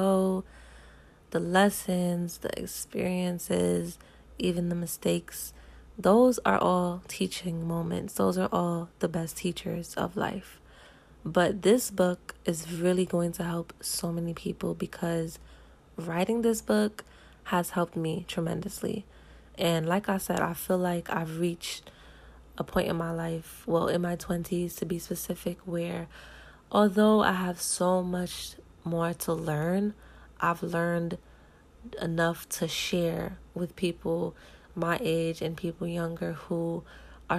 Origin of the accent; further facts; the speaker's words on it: New York, United States; growing up in New York